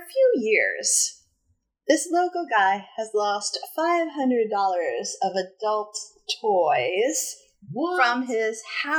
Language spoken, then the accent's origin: English; New England, United States; I'm uptight and from New England.